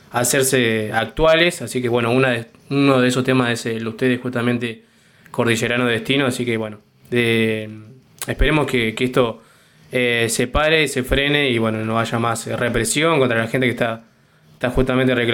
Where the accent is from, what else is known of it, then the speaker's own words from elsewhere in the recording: Junín de los Andes, Neuquén, Argentina; born there; yo soy nacido ahí en Junín de los Andes